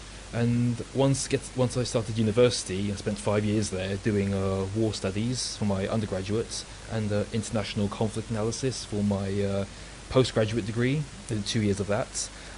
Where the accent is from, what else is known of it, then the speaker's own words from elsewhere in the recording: London, United Kingdom; I'm 29 years old. I was born in London. My family are all from the former Yugoslavia, ethnic Serbs. Most of them came over here during the 1990s. And I grew up in West London.